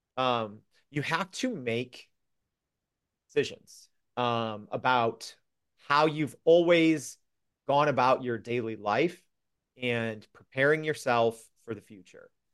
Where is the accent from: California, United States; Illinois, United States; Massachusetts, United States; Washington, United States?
Illinois, United States; Freeport; my hometown paper called the Freeport Journal Standard